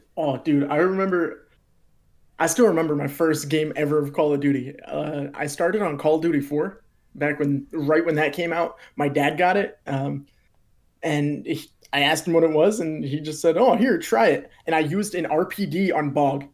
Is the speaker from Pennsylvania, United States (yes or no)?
yes; Pennsylvania, United States; I'm from Pennsylvania in the United States